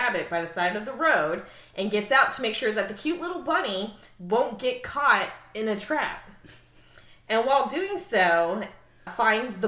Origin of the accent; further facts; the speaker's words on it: Florida, United States; we're from Florida